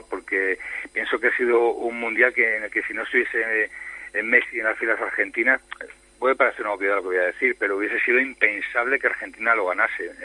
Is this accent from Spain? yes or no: yes; Spain; Yo no sé si mucha gente sabe que soy el periodista español